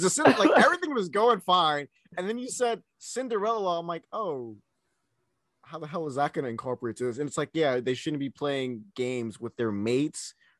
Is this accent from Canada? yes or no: no; Miami, Florida, United States; I was born in Miami.